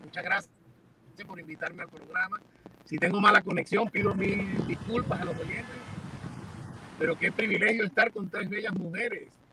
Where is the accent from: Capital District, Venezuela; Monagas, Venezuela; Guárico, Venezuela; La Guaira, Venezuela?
Capital District, Venezuela; Caracas; also born or lived in Miami, United States; now in Doral, United States; Yo nací en Caracas, Venezuela. Soy hijo de un cubano, llevo 42 años aquí en Miami